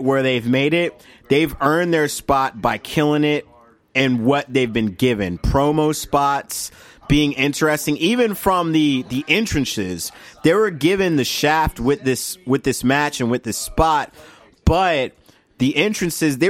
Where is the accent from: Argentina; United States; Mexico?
United States; we're American.